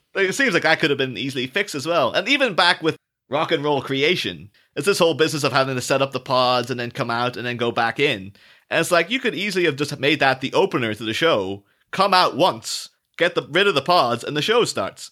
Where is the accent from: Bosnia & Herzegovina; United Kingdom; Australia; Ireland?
Ireland; I'm not English, I'm Irish.